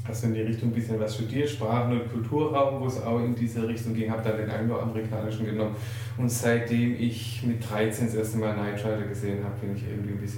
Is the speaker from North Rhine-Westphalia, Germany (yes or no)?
no; Baden-Württemberg, Germany; was mir ja auch schon als Schwabe lockerflockig überlegt.